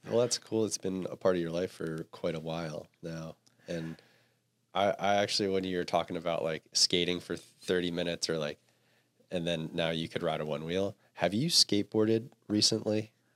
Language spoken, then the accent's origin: English; East Coast, United States; now in Santa Cruz, United States; I grew up on the East Coast